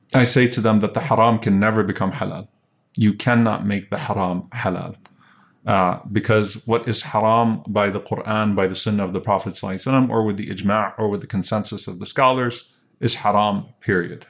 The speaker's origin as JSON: {"language": "English", "region": "Louisiana", "country": "United States", "tie": "born or raised there", "said": "I grew up in Louisiana"}